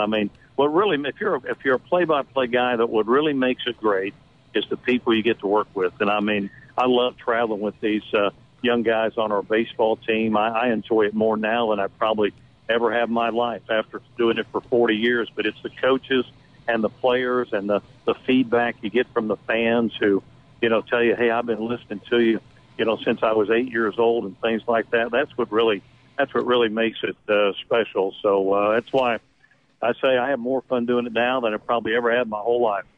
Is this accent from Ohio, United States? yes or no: yes; Middletown, Ohio, United States; moved away; I grew up in Middletown, Ohio